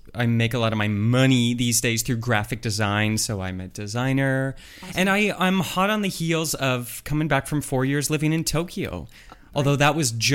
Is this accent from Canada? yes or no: yes; Oakville, Ontario, Canada; also born or lived in Japan; when I was a kid, I come from Oakville, Ontario.